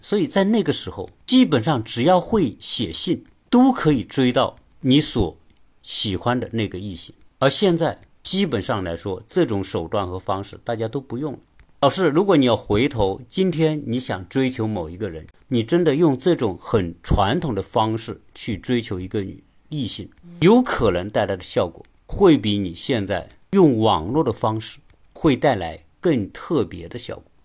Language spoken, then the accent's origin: Chinese; China; 我们中国人